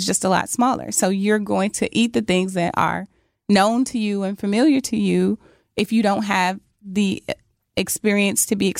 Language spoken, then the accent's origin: English; Mississippi, United States; So I'm from the South, from Mississippi.